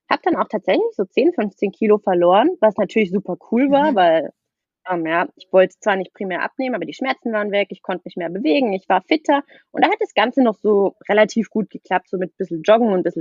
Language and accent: German; Baden-Württemberg, Germany; ich komme aus der Nähe von Freiburg